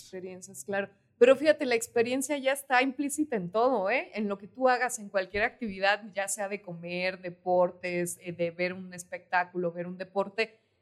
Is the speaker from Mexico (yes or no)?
yes; Parral, Chihuahua, Mexico; yo de donde soy, de Parral, Chihuahua